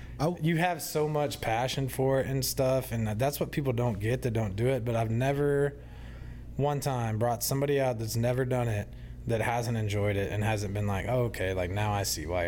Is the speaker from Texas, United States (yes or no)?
yes; West, Texas, United States; So I grew up in West.